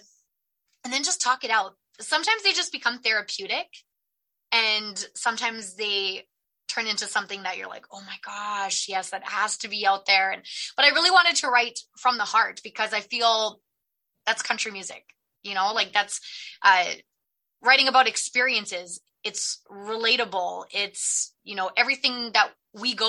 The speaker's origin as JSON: {"language": "English", "town": "Edmonton", "region": "Alberta", "country": "Canada", "tie": "born or raised there", "said": "born and raised in Edmonton"}